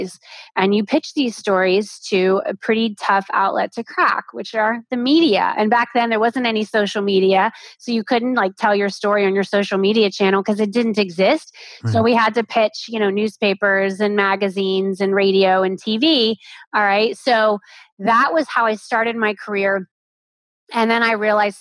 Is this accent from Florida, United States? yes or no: yes; Florida, United States; moved away as an adult; also born or lived in New York City; I grew up in Florida. I was this beach girl